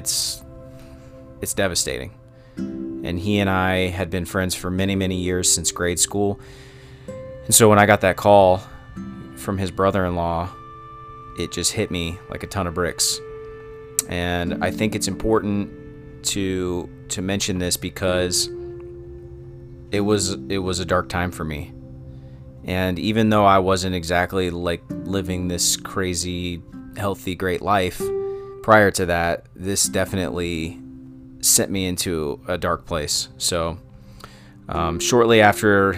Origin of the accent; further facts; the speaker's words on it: Cincinnati, Ohio, United States; I was born in Cincinnati, Ohio, and I still live on the east side where I grew up